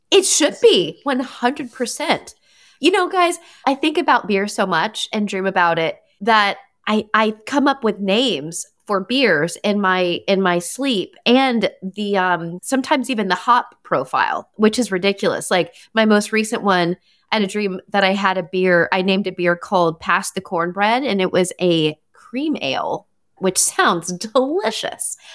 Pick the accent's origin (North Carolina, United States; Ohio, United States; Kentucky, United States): North Carolina, United States; now in Washington, D.C., United States; my home state